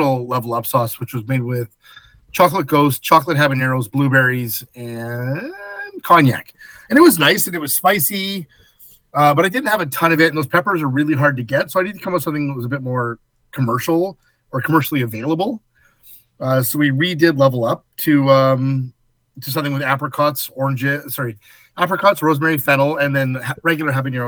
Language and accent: English; Edmonton, Alberta, Canada; moved away; Started as a wee lad at Earl's in Edmonton